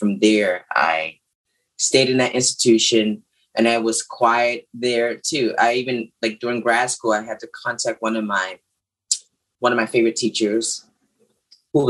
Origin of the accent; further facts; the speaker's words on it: Houston, Texas, United States; I'm originally from Houston, Texas, Third Ward.